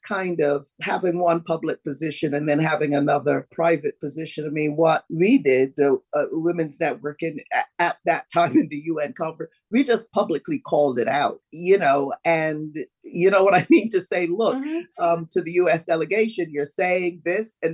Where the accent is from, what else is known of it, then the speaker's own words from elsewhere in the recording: Barbados; I'm from Barbados, I'm from an island that created enormous wealth